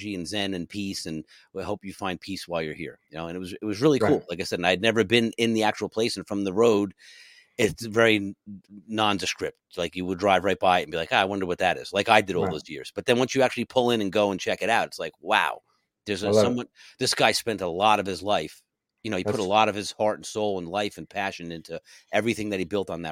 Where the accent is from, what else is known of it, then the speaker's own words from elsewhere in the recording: New Jersey, United States; I'm from New Jersey